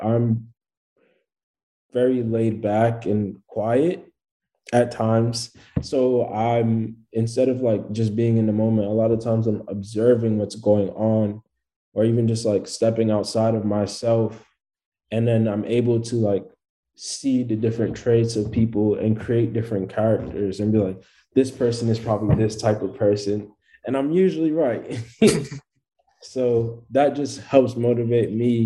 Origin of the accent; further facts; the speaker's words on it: New York City, New York, United States; I'm a rapper from Brooklyn, New York